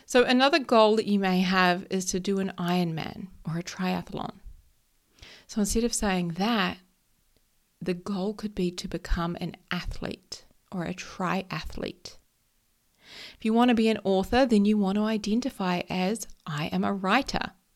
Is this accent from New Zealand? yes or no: yes; New Zealand; I am a Kiwi. So if anyone who doesn't know, that just means a New Zealander. We call ourselves Kiwis